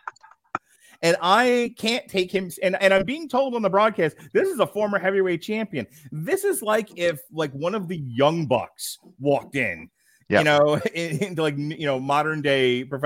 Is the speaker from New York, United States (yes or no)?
yes; New York, United States; I'm from New York